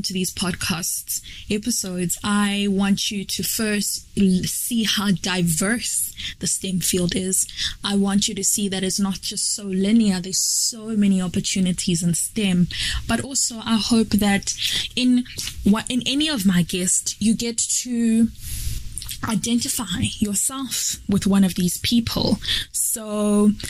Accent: Malawi; moved away as an adult; now in South Africa; I'm from Malawi, but currently living and studying in South Africa

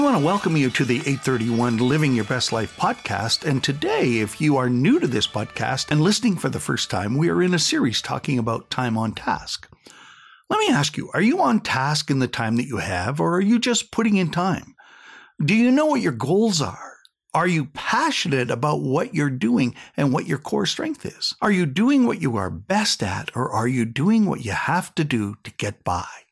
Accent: Saskatchewan, Canada; I was going to be a hockey player growing up in Saskatchewan on a dairy farm

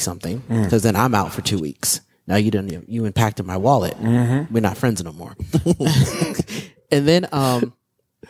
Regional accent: Midwest, United States; growing up in the Midwest

